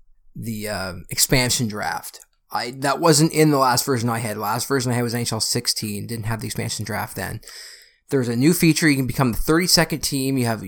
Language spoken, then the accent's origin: English; Burlington, Ontario, Canada; Because I'm from Burlington, I live in Burlington.